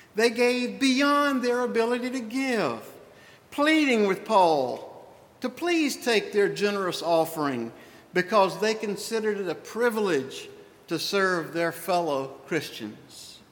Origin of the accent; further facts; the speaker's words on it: the Old South, United States; I was raised in the Old South in the 50s, in the 60s